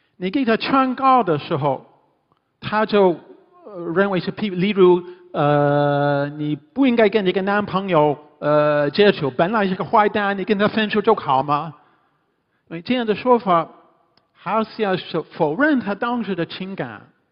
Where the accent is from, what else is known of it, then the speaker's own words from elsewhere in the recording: Canada; Chinese is a second language; moved away as an adult; also born or lived in Hunan / Hubei / Beijing; now in Shanghai, China; 我是加拿大人，第一次来中国是七六年